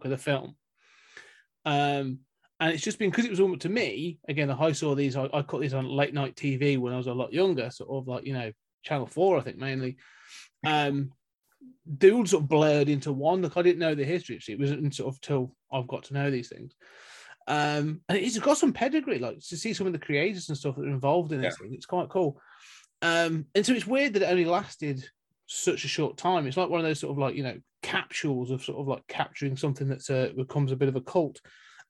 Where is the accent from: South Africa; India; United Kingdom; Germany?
United Kingdom; I'm sat here as a Brit